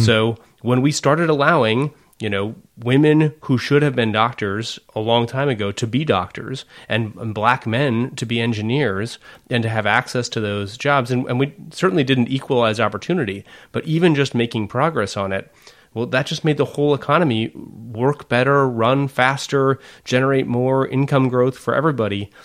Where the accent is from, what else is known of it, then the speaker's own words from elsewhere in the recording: McMinnville, Oregon, United States; I grew up in McMinnville